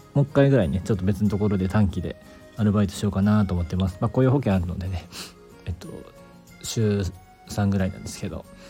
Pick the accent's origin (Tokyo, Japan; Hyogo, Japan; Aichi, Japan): Hyogo, Japan; Kobe; moved away as an adult; now in Awaji Island, Japan; 僕は出身神戸ですけど